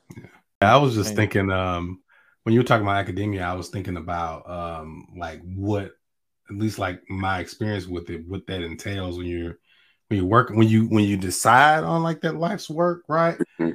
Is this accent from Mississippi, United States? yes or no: yes; Natchez, Mississippi, United States; I'm from Natchez, so I'm from where Richard Wright was born